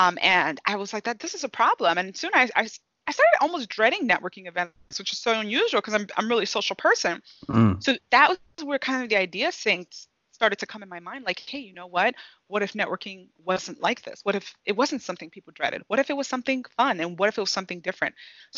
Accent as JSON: {"language": "English", "country": "Nigeria", "moved": "yes", "said": "So give you some information about my background. I'm originally from Nigeria. So I immigrated to this country and grew up in a home where hard work was taught."}